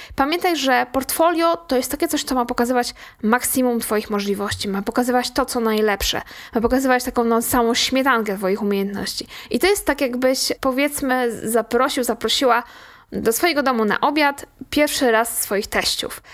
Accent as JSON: {"language": "Polish", "town": "Łódź", "region": "Łódź Voivodeship", "country": "Poland", "said": "u nas w Łodzi"}